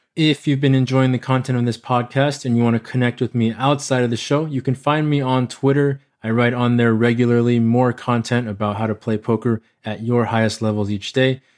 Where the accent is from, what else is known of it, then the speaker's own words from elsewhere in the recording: United States; accent: American; I'm a person of Asian descent who was born and raised in America